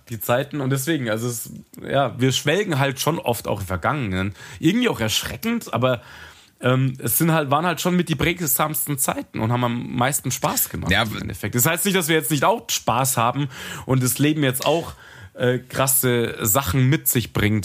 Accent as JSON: {"language": "German", "town": "Munich", "region": "Bavaria", "country": "Germany", "said": "ich mag halt München, ich komme halt von hier"}